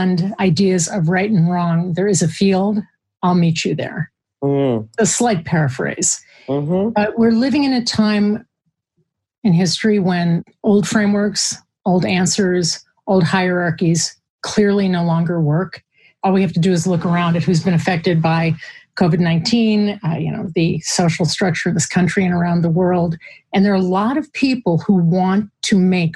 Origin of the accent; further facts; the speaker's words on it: Chicago, Illinois, United States; I'm from Chicago.